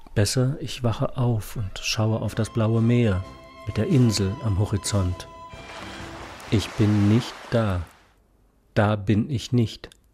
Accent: Mosberg-Richweiler, Saarland, Germany; moved away; in meinem Heimatdorf

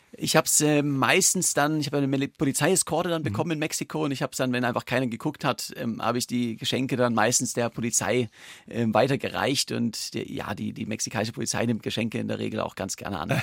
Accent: Germany; als Deutscher

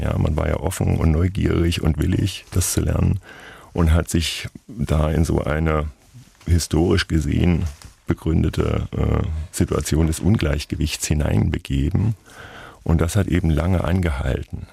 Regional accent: Thuringia, Germany; accent: Thuringian; Ich bin ja kein Sachse, sondern Thüringer. Ich habe auch als Kind Thüringer Dialekt gesprochen

